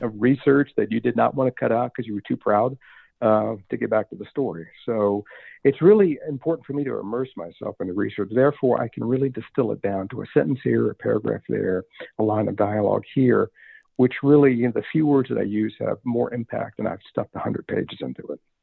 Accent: Richmond, Virginia, United States; growing up in Richmond

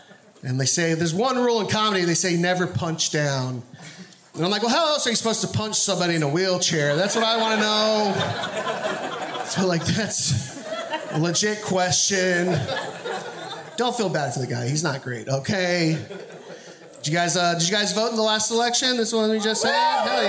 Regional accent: Texas, United States; now in Northwest, United States; I'm originally from Texas.

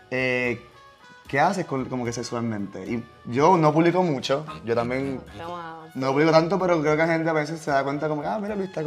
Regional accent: Italy; Spanish is a second language; que soy yo, italiano, en Italia

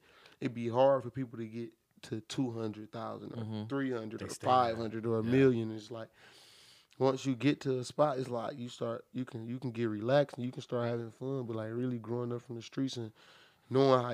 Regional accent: Beecher, Michigan, United States; also born or lived in Flint, Michigan; I really was born and raised like for real in Beecher.

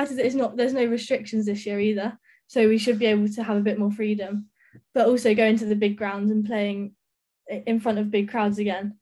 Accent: Brighton, South East England, United Kingdom; I'm from Brighton

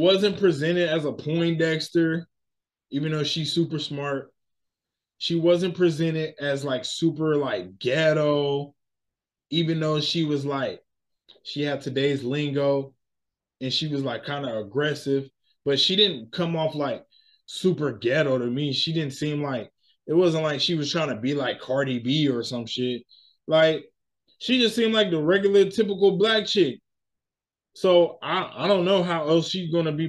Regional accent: United States; I'm American. I'm a black American, right? My culture is here

